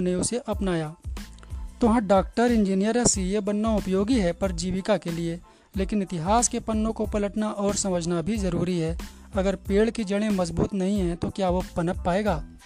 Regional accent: Ratlam, Madhya Pradesh, India; मैं रतलाम में जन्मी हूँ

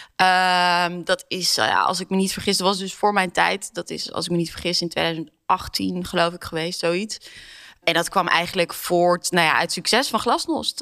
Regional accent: Amsterdam, North Holland, Netherlands; ik ben zelf Amsterdammer

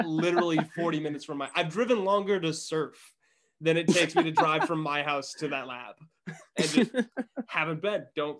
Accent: Massachusetts, United States; One was Woods Hole in Massachusetts, which is where I'm from. I'm originally from Massachusetts.

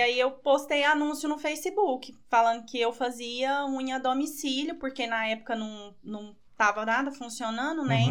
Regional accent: Goiânia, Goiás, Brazil; now in Piracanjuba, Brazil; nascida em Goiânia, 31 anos

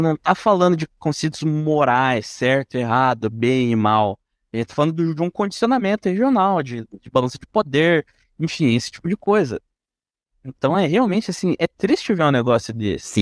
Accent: Brazil; como brasileirinho médio aqui

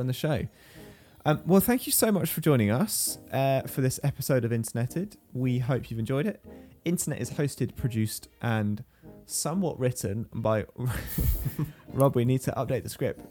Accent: United Kingdom; I'm British

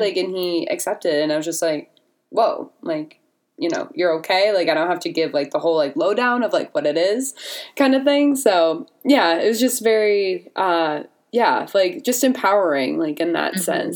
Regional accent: Vermont, United States; I'm from Vermont, so like there's like no one really here

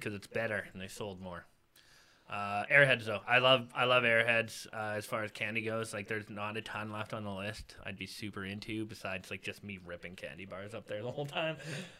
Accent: Manitoba, Canada; I'm from Manitoba, too

